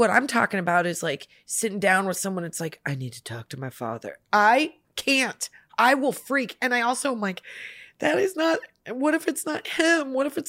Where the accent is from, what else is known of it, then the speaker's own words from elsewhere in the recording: Midwest, United States; We're from the Midwest. You know, that's not an uncommon fashion.